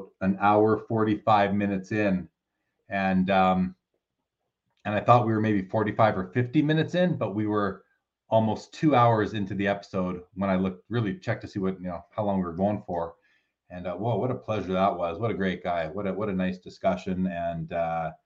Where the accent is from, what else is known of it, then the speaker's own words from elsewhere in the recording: Canada; I'm Canadian